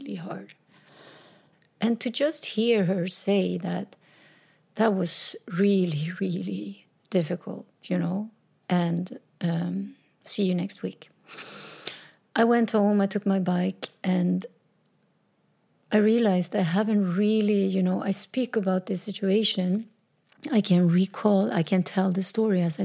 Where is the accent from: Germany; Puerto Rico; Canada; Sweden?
Sweden; also born or lived in south of Sweden; We moved back to my hometown in a little small house.